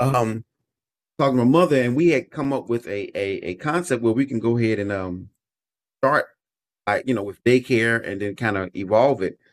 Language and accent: English; Chicago, Illinois, United States; I was born and raised in Chicago, Illinois